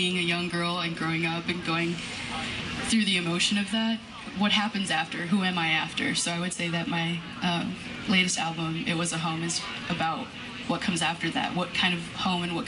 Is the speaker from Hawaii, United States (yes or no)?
no; Chicago, Illinois, United States; I was born and raised in Chicago